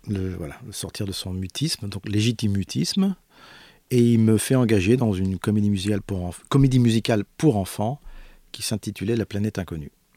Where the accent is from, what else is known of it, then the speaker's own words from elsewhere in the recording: Paris, Île-de-France, France; Je suis né à Paris, j'ai pas d'accent